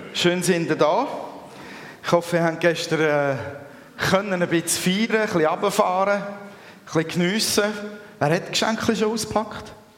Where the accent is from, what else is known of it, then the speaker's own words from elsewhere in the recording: Switzerland; bei uns in der Schweiz. wo die Welt noch in Ordnung ist